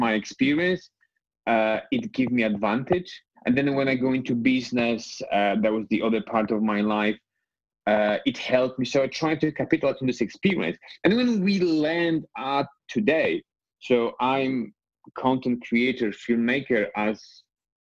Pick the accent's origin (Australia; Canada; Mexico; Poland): Poland; English is a second language; moved away as an adult; also born or lived in Scotland; the place where I was growing up in Poland